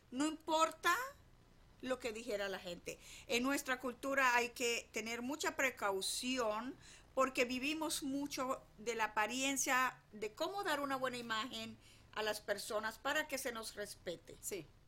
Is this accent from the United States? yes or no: yes; United States; que pues tú y yo nos criamos acá en Estados